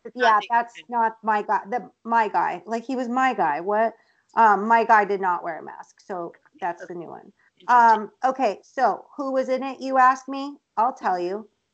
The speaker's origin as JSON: {"language": "English", "region": "Colorado", "country": "United States", "said": "I'm from Colorado"}